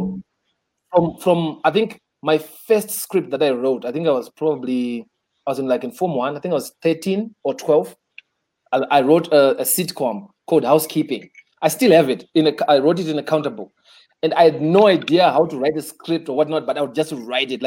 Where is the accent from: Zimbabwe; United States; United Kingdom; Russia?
Zimbabwe; I grew up in Cheetown